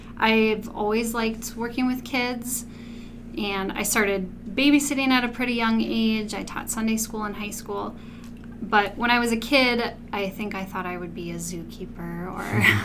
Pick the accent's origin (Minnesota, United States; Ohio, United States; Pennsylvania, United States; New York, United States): Minnesota, United States; Mankato; I was born and raised right here in Mankato.